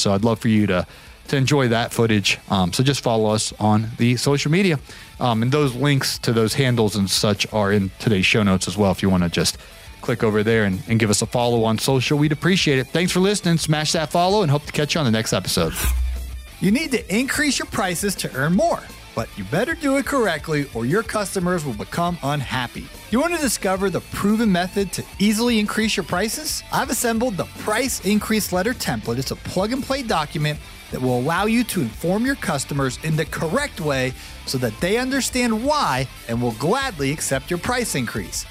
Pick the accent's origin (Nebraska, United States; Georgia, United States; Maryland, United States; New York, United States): Georgia, United States; Atlanta; as we say in Atlanta, free ninety-nine when something's free